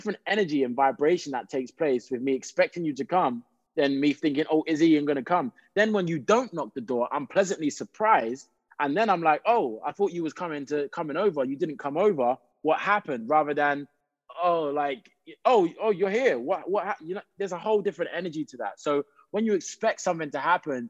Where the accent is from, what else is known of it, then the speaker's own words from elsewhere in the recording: United Kingdom; moved away as an adult; also born or lived in South London; I'm just a Brit that is trying to step and try and get a foot into the acting industry in Hollywood